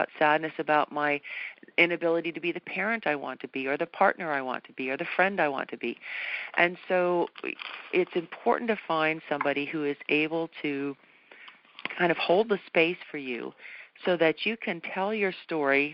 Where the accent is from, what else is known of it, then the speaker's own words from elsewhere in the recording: New England, United States; moved away; I was brought up, I'm from New England originally